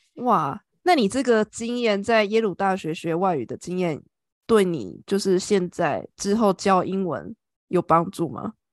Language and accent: Chinese; Taiwan; now in Ireland; 我们台湾人是怎么学英文